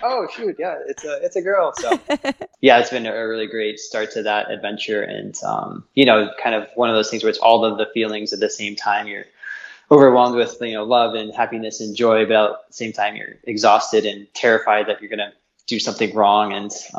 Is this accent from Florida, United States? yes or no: yes; South Florida, United States; moved away as an adult; also born or lived in Boulder County, Colorado; now in Niwot, United States; I'm originally from Florida, South Florida. So I grew up in there